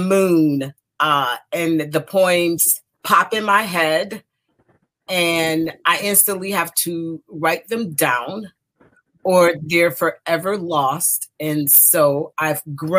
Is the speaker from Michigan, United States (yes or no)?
yes; Detroit, Michigan, United States; moved away as an adult; now in DMV area, United States; I was born in Detroit, Michigan, the youngest of 12 siblings, 6 girls and 6 boys, and I'm the youngest. And so that's where I spent the first 30 years of my life, in the neighborhoods around Detroit